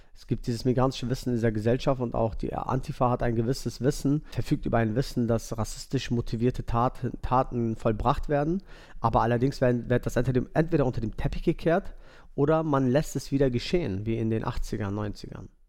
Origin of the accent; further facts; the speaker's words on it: Mölln, Schleswig-Holstein, Germany; moved away; Wir sind in Mölln, also ich bin in Mölln geboren.